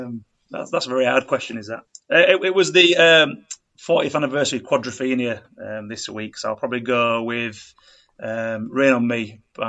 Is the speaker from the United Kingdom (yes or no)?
yes; Bradford, Yorkshire and the Humber, United Kingdom; moved away; We're kind of born and bred in Bradford and moved away as the years have gone on.